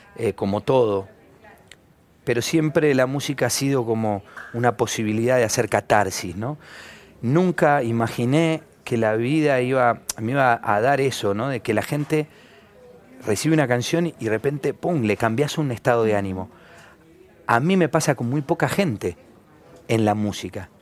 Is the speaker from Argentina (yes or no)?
yes; Argentina